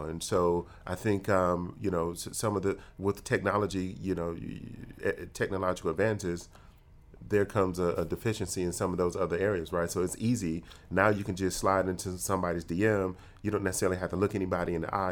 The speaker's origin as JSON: {"language": "English", "town": "Detroit", "region": "Michigan", "country": "United States", "tie": "born or raised there", "said": "my emotional intelligence was formed growing up in Detroit"}